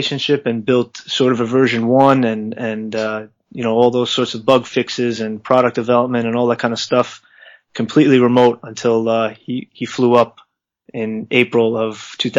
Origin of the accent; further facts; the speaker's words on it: New York, United States; as a New Yorker